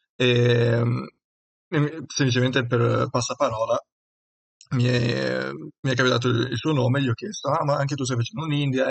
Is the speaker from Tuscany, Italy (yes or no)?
no; Udine, Friuli-Venezia Giulia, Italy; sono di Udine